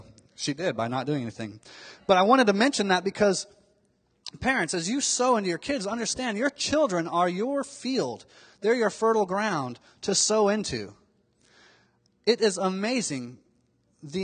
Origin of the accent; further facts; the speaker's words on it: Miami, Florida, United States; when I was growing up in Miami, Florida